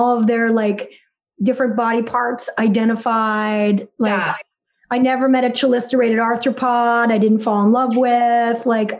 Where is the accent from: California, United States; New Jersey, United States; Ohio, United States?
New Jersey, United States; Westfield; my hometown of Westfield, which I call Bestfield.